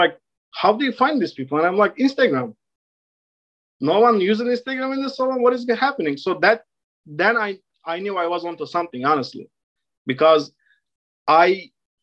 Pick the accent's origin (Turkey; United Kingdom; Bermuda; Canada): Turkey; Istanbul; English is a second language; moved away as an adult; now in New York City, United States; So I am originally from Turkey. I was born and raised in Istanbul. I came to States in 2015 when I was 22 years old.